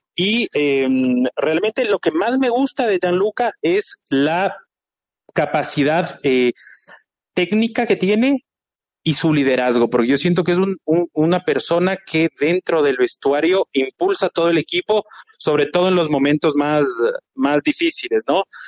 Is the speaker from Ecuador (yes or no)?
yes; Ecuador; yo soy ecuatoriano